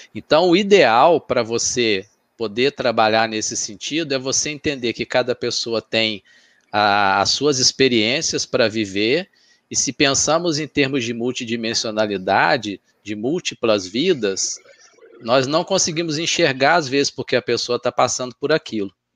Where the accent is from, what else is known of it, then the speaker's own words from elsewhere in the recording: Minas Gerais, Brazil; sou mineiro, nasci lá